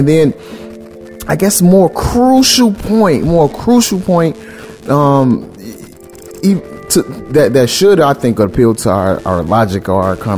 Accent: Chicago, Illinois, United States; I grew up in Chicago

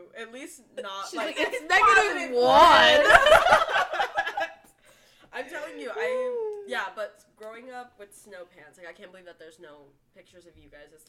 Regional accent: United States; moved away; I'm Bree's roommate. I'm also a UCD senior. I'm originally from Lake Tahoe.

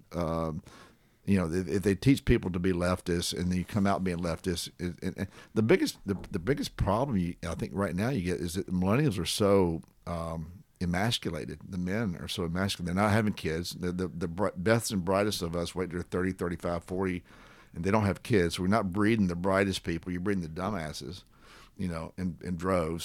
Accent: Columbia, Tennessee, United States; I grew up in Columbia, Tennessee during TVA.

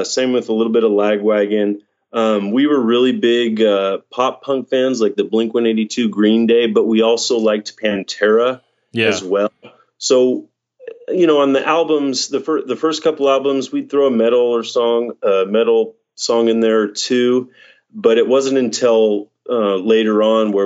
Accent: Fallbrook, California, United States; growing up in Fallbrook

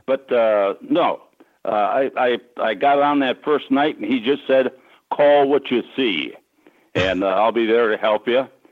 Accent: Sisseton, South Dakota, United States; I grew up in Sisseton, which is on the Sisseton Wahpeton Indian Reservation up in uh, northeastern South Dakota

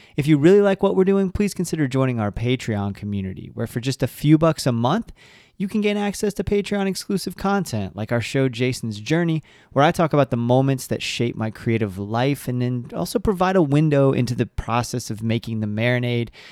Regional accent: Central Florida, United States; also born or lived in Elizabethtown, Kentucky; I grew up in Central Florida and really connect as a Floridian and identify as a Floridian

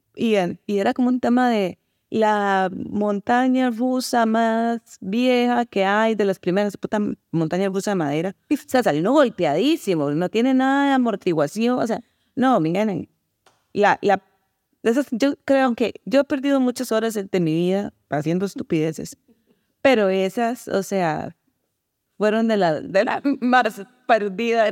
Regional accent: Costa Rica; soy de Costa Rica

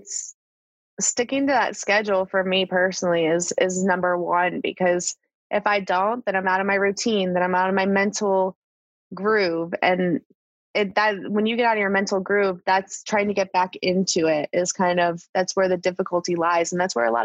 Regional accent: Northeastern Ohio, United States; now in Charlotte, United States; I grew up in Northeastern Ohio

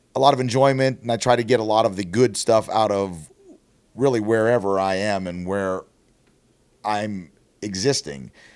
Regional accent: outside of Pittsburgh, Pennsylvania, United States; moved away as an adult; now in Columbus, United States; I grew up outside of Pittsburgh.

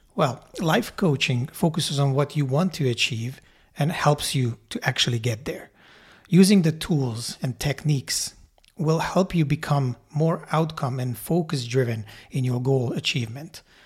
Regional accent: Hungary; moved away as an adult; now in Canada; I grew up in Hungary and immigrated to Canada when I was nineteen years old.

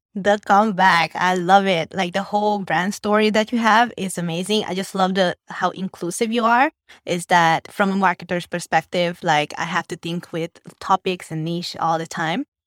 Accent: Hungary; born or raised there; moved away as an adult; now in Vietnam

